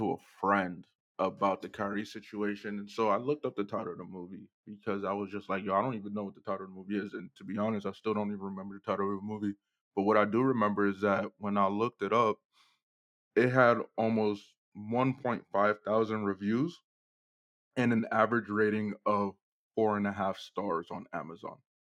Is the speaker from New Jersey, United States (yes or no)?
yes; Newark, New Jersey, United States; in my hometown in Newark, yeah.